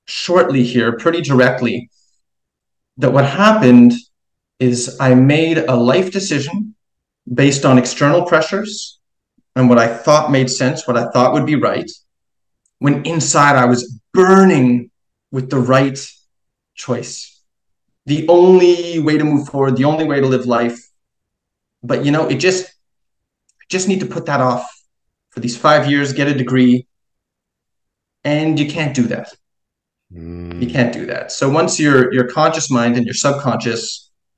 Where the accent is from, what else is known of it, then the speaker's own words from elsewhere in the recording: Montreal, Quebec, Canada; also born or lived in New York City; I'm actually from Montreal in Quebec.